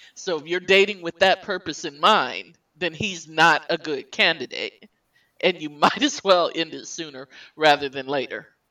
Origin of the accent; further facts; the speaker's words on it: El Paso, Texas, United States; moved away as an adult; now in Michigan, United States; my home state